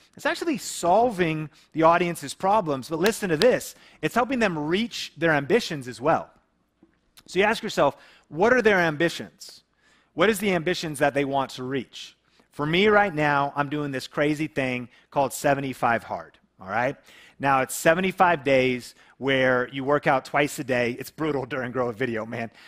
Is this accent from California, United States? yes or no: no; Seattle area, Washington, United States; a small town we grew up in together in the Seattle area